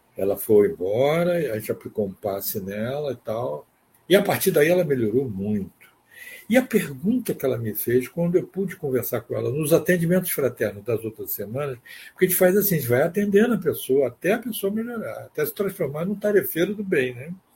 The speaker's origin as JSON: {"language": "Portuguese", "town": "Salvador", "region": "Bahia", "country": "Brazil", "said": "nossa família era vizinho dele em Salvador, nós somos de Salvador"}